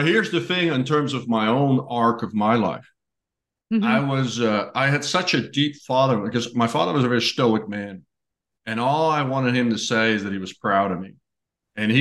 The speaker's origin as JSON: {"language": "English", "country": "Netherlands", "tie": "born or raised there", "moved": "as an adult", "lives_now": "United States", "said": "I grew up in Holland"}